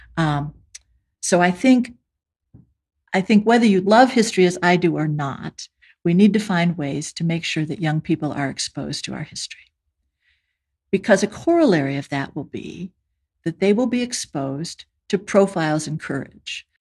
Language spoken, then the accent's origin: English; United States; speaking as an American